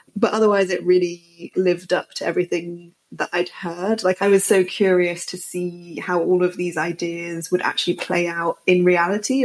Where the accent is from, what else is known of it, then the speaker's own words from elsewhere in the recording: United Kingdom; also born or lived in north of England; now in London, United Kingdom; as a British person